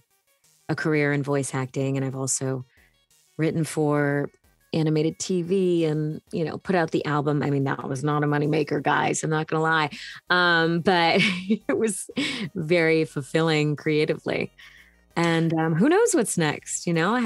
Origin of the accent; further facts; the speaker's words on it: Hanson, Massachusetts, United States; I grew up in Hanson, Massachusetts, which is a small town outside of Boston